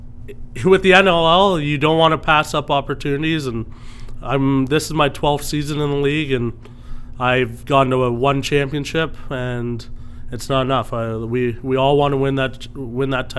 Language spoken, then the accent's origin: English; Orangeville, Ontario, Canada; Growing up in Orangeville